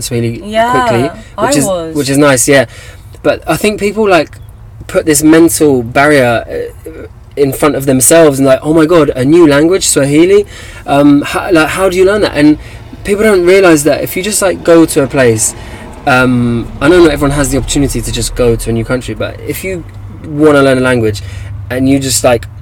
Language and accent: English; England, United Kingdom; moved away; also born or lived in Tanzania; I'm like English